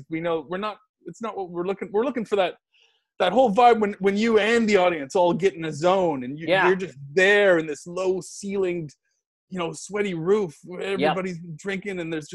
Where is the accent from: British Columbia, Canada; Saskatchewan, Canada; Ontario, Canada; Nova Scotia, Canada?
Nova Scotia, Canada; now in Los Angeles, United States; I'm from Nova Scotia too.